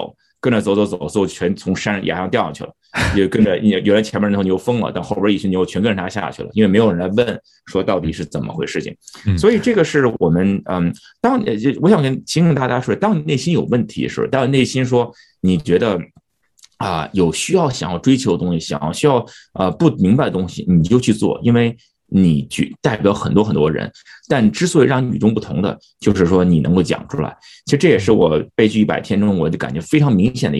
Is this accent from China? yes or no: no; United States; 以前我往往在美国出生长大，觉得自己把自己放在一个框框里头。OK，我是一个华人，我在美国啊